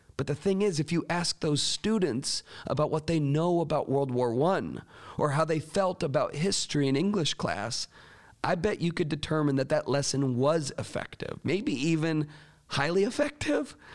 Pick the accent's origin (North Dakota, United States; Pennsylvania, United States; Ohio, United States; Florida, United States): Florida, United States; I grew up in Florida